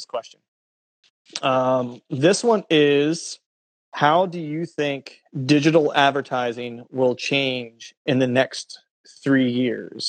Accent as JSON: {"language": "English", "region": "Pennsylvania", "country": "United States", "tie": "born or raised there", "also_born_or_lived": "Florida", "moved": "yes", "said": "where I grew up in Pennsylvania"}